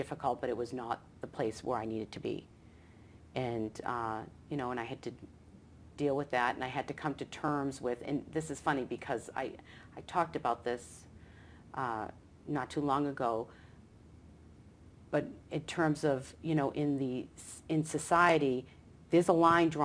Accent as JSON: {"language": "English", "town": "Medford", "region": "Massachusetts", "country": "United States", "moved": "yes", "lives_now": "Atlanta, United States", "said": "I'm from Medford."}